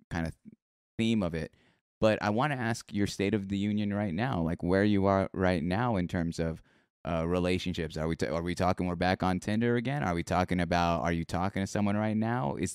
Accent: Philippines; There's a term in Tagalog. You know, I'm Filipino.

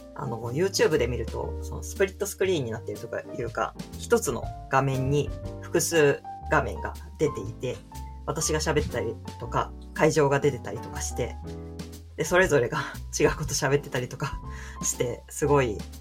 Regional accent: Kagawa, Japan; moved away as an adult; also born or lived in Fukuoka; 私香川県出身

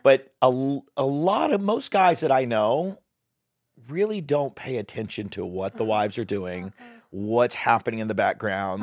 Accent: Dallas, Texas, United States; also born or lived in Hollywood, California; now in Bentonville, United States; I grew up in Texas. People are super sweet there, but it was still a big ta- big city. I lived in the middle of Dallas

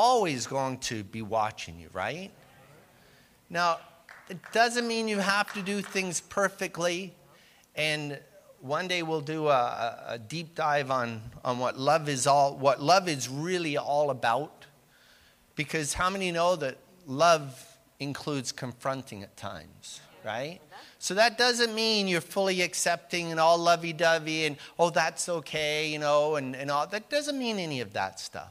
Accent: Canada; I am Canadian

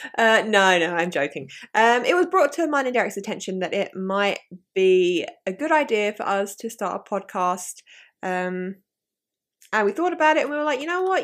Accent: southeast of London, South East England, United Kingdom; I end up just going, "London, 'cause it's easier." But I'm like, um, more southeast than

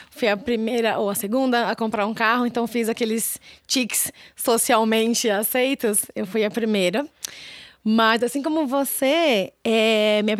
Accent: São Paulo, Brazil; Eu sou de São Paulo, eu tenho um sotaque muito

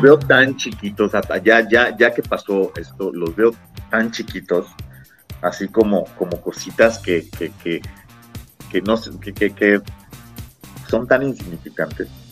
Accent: Yucatán, Mexico; somos yucatecos

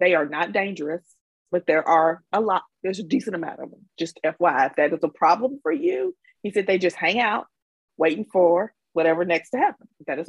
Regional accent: Mississippi, United States; accent: Southern

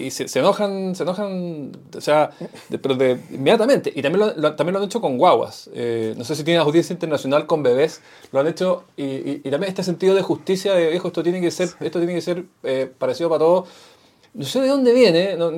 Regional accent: Chile

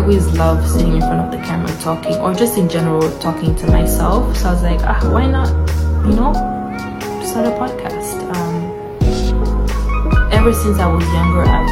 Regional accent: Gambia; I was born in the Gambia

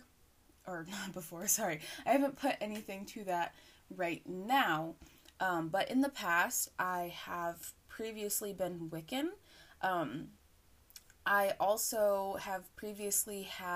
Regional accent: United States; I am from the U.S. I am an American

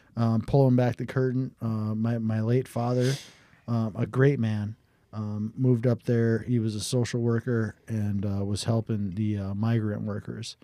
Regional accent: Watertown, South Dakota, United States; also born or lived in Sioux Falls, South Dakota; I, I moved from Sioux Falls to Watertown, South Dakota.

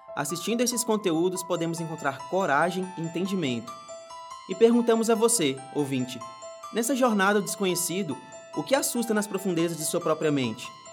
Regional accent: Minas Gerais, Brazil; eu que sou mineiro do interior

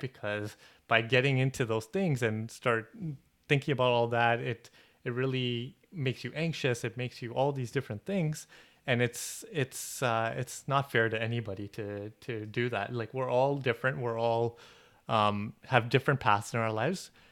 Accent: Toronto, Ontario, Canada; We're from Toronto.

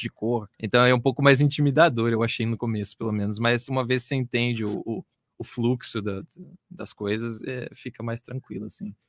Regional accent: Brazil; a gente é brasileiro

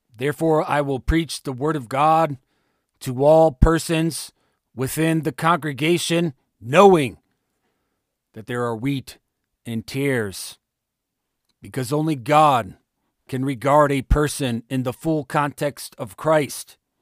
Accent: Ohio, United States; my home state of Ohio

